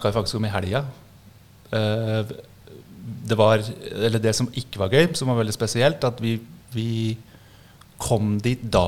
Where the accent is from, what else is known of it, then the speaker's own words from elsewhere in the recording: Toten, Innlandet, Norway; født og oppvokst på Toten. Uh, eh, flytta til byen da jeg var uh, eh, 18.